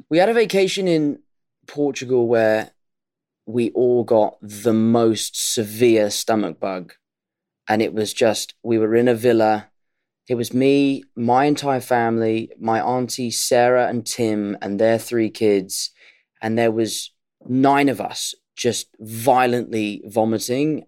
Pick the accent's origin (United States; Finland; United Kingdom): United Kingdom; as a Brit